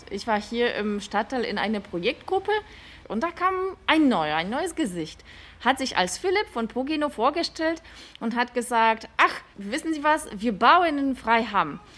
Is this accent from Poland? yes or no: yes; Poland; now in Germany; Ich komme aus Polen und ich kenne Wohnungsgenossenschaften eben aus meiner Heimat.